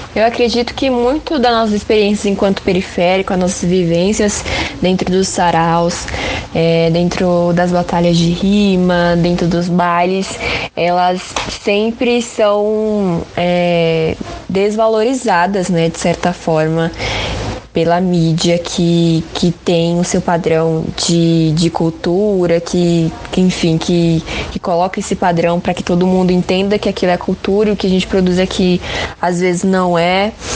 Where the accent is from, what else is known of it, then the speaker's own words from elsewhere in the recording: São Paulo, Brazil; a gente, enquanto paulista